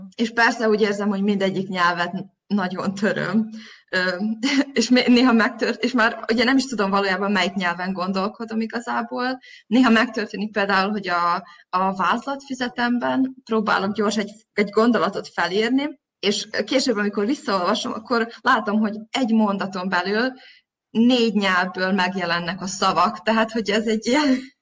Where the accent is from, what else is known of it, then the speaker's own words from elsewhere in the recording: Zrenjanin, Vojvodina, Serbia; moved away as an adult; also born or lived in Novi Sad, Serbia; now in Berlin, Germany; Én Nagybecskereken születtem, és ott végeztem az általános iskolát, majd a gimnáziumot